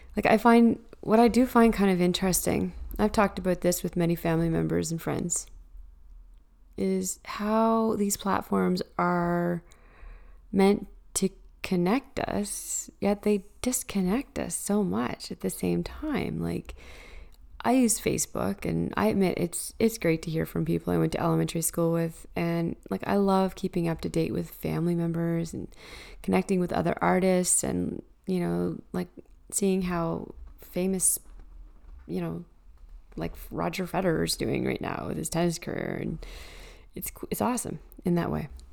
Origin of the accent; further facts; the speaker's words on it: Canada; as a Canadian